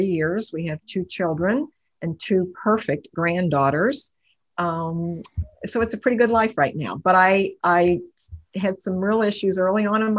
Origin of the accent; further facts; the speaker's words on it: Cincinnati, Ohio, United States; I grew up in Cincinnati. I've lived here all my life.